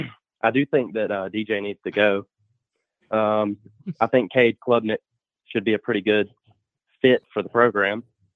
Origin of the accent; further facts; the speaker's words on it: Spartanburg, South Carolina, United States; I'm from Spartanburg, South Carolina.